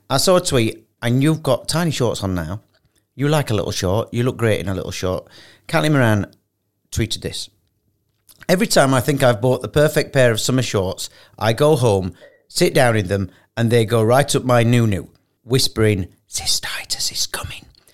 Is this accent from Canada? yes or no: no; United Kingdom; moved away as an adult; now in Dubai, United Arab Emirates; isn't it funny being British